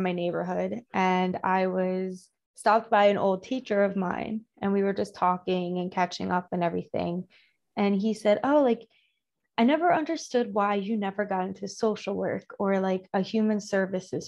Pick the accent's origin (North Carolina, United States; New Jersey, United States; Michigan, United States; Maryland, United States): New Jersey, United States; Cherry Hill; I'm originally from Cherry Hill.